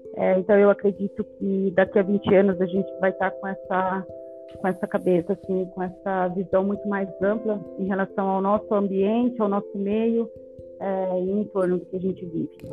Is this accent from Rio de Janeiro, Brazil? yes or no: no; Alta Floresta, Mato Grosso, Brazil; moved away as an adult; now in São Paulo, Brazil; eu sou do interior de Alta Floresta, Mato Grosso, então desde muito pequena, sempre na, na roça com os meus pais